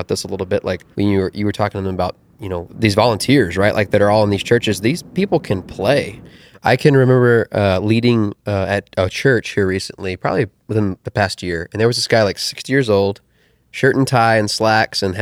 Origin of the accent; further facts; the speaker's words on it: the South, United States; I'm from the South, so I say Millard